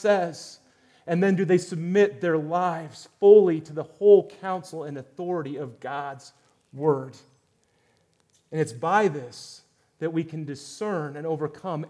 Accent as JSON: {"language": "English", "country": "United States", "said": "as Americans"}